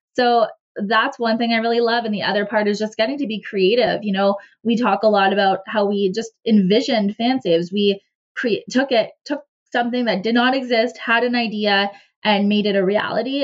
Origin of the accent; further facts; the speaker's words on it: Cornwall, Ontario, Canada; I ended up back in my hometown in Cornwall, Ontario